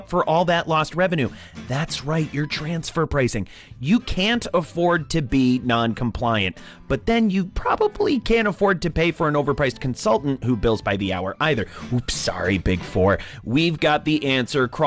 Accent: New England, United States; I'm from New England. I'm indoctrinated.

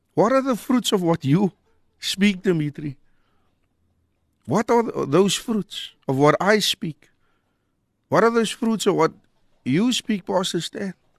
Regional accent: Cape Town, Western Cape, South Africa; growing up in Mitchells-Plain

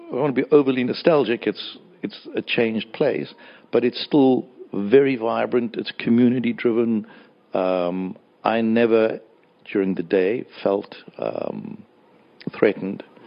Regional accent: Johannesburg, Gauteng, South Africa; I was brought up in Hillbrow

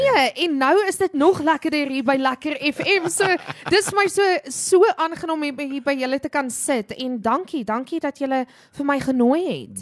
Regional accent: South Africa; daai groot liefde vir vir ons land, vir Afrikaans as 'n taal, maar ook vir ons mede-Afrikaners

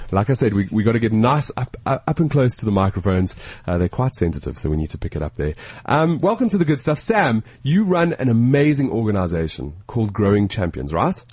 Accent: South Africa; As a South African

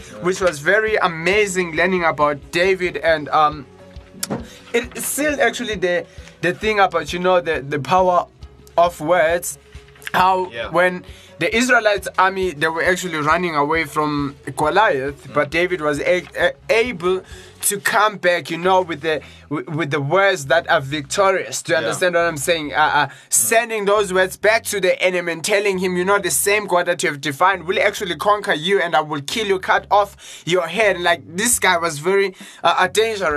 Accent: Johannesburg, Gauteng, South Africa; I'm from Johannesburg

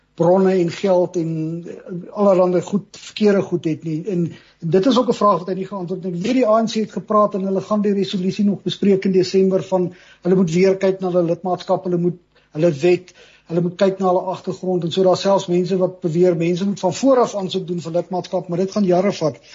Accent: South Africa; ons as Suid-Afrikaners het maar nog altyd baie moed

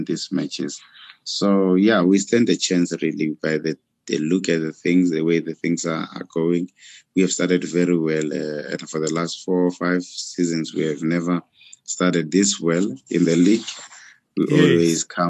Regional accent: South Africa; as a South African

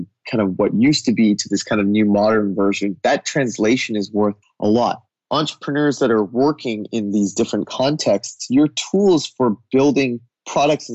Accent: United States; as an American coming, even though I have an Indian heritage

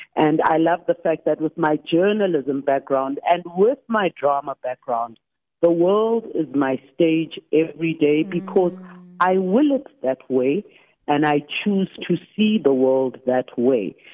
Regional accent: Soweto, Gauteng, South Africa; I grew up in Soweto uh, between Orlando East and Deep Blue Extension.

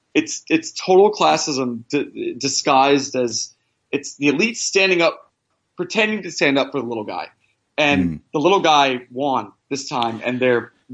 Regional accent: Tennessee, United States; also born or lived in Midwest / South; You know, I'm from Tennessee and I grew up in the Midwest and the South.

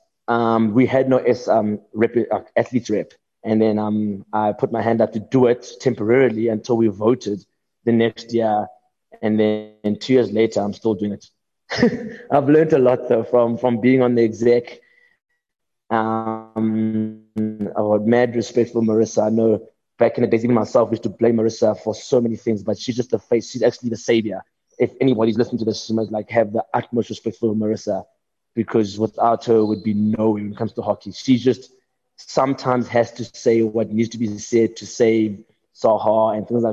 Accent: South Africa; South Africa, of course, my hometown

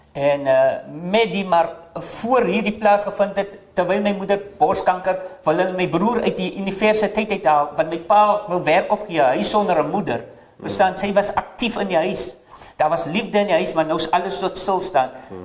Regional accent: Paternoster, Western Cape, South Africa; moved away; Ek is gebore in die kant van Paternoster, Weskus klong

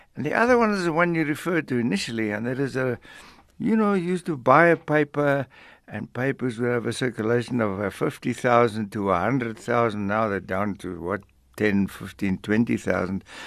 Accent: Middelburg, Mpumalanga, South Africa; moved away; also born or lived in Johannesburg; I grew up on a mission station called Botjabelo, which is now the name of a, of a place near Mango in Bloemfontein. Botjabelo is right outside Middelburg in, in Mpumalanga

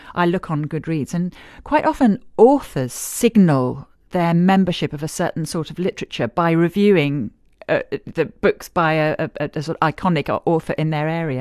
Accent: Northern Nigeria, Nigeria; born or raised there; moved away

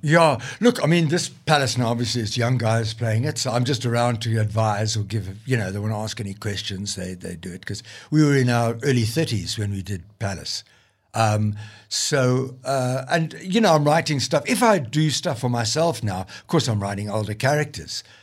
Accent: Limpopo Valley, South Africa; moved away; I came from the Limpopo Valley

